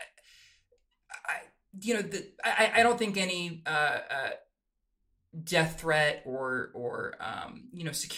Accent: Clovis, California, United States; I grew up in Clovis, California, which is a very, very conservative place

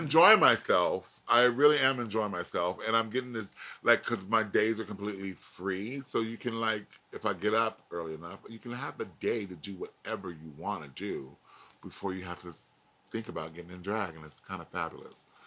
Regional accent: Florida, United States; I'm from Florida

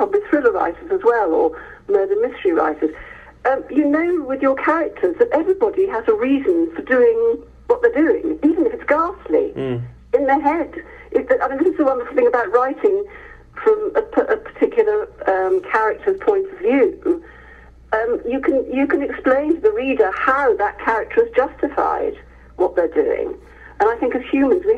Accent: Hereford, West Midlands, United Kingdom; moved away; I grew up in Hereford

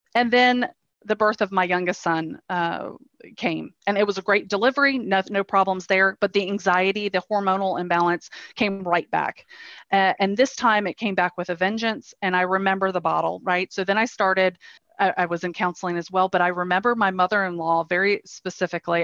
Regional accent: North Carolina, United States; moved away as an adult; also born or lived in Denmark; now in Copenhagen, Denmark; I am living in Denmark. I have been in Denmark for the past four years. Prior to that, I was in North Carolina, uh, born and raised in North Carolina.

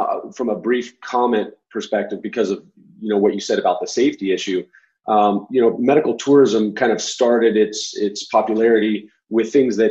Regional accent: Arizona, United States; I'm from Arizona

